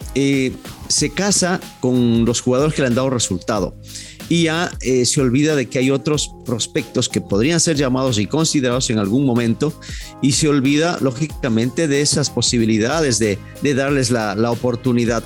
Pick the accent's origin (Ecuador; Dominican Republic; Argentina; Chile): Ecuador; hablando como ecuatoriano